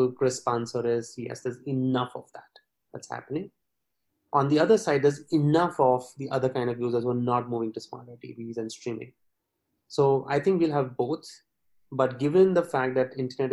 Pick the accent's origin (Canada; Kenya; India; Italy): India; we being a British colony